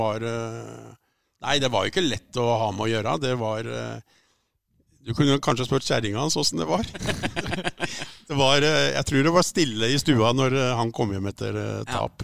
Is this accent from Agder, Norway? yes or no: no; Oslo, Norway; Jeg er jo født og oppvokst på Lambertseter, som var den første, største drabantbyen i Oslo.